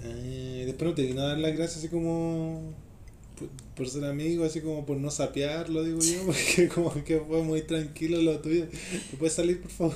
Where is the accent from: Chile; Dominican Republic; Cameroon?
Chile; aquí en Chile, eh, yo, el, o sea, obviamente, como chileno